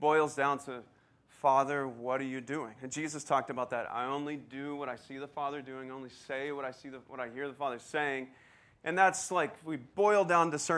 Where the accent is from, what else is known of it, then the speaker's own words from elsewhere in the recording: Texas, United States; moved away; I grew up in Texas